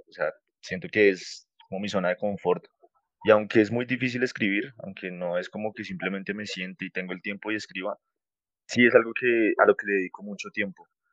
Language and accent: Spanish; Bogotá, Colombia; moved away as an adult; now in Sopó, Colombia; soy de Bogotá, pero actualmente estoy viviendo fuera de la ciudad. Estoy viviendo en un municipio que se llama Sopó.